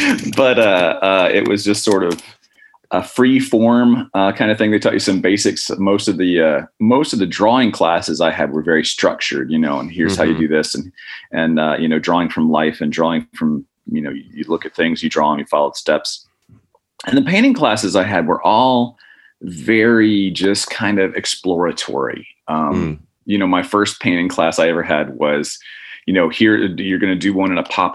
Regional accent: Indiana, United States; born there; also born or lived in Oklahoma / Alabama; I was born in Indiana. My dad was an instructor who's chairman of the music department at Indiana Purdue in Fort Wayne, and then moved to Oklahoma. Moved to Alabama from there.

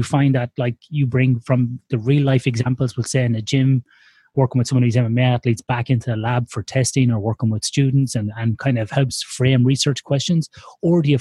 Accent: Ireland; moved away as an adult; now in Australia; I'm an Irish man living in Australia for the last 15, 16 years.

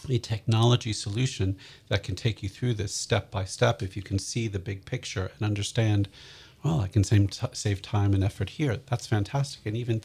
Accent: London, United Kingdom; Being a Londoner

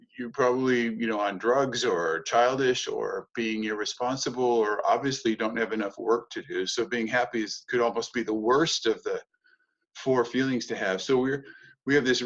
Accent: United States; moved away as an adult; also born or lived in Germany / Hamburg; being an American

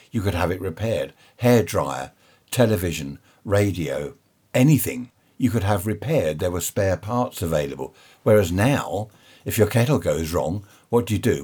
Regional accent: United Kingdom; we're a nation of shopkeepers

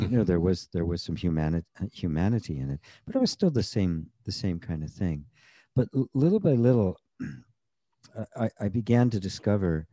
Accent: United States; I grew up in the United States at the time in the 50s and into the 60s

